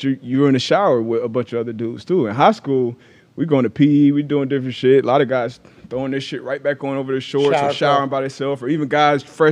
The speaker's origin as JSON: {"language": "English", "region": "South Florida", "country": "United States", "also_born_or_lived": "Storrs, Connecticut", "moved": "as an adult", "said": "I'm coming from South Florida."}